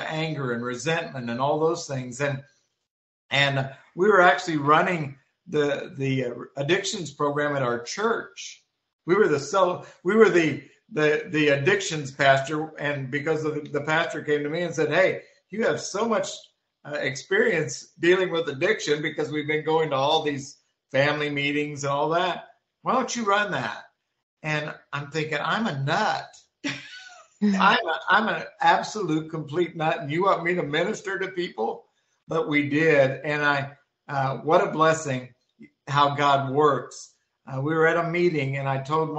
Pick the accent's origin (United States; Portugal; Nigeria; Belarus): United States; Missouri; moved away as an adult; also born or lived in Florida; now in Manitoba, Canada; we moved from Missouri, where I'm originally from, to Florida